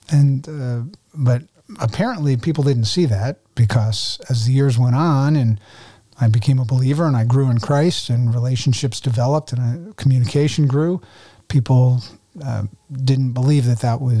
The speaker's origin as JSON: {"language": "English", "region": "New Jersey", "country": "United States", "tie": "born or raised there", "said": "I was born in New Jersey, two parents, three older sisters, Jewish family. And uh, the Jewish blood goes all the way back on both sides"}